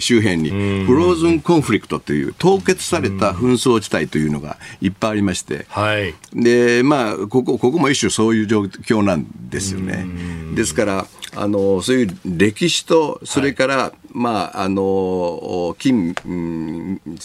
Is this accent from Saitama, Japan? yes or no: no; Wakayama, Japan; 雑賀崎という非常に風光明媚な漁村